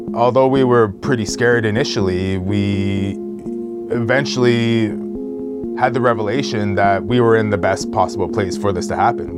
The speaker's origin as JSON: {"language": "English", "area": "Wasauksing First Nation reserve, near Parry Sound", "region": "Ontario", "country": "Canada", "tie": "born or raised there", "said": "I grew up on the reserve"}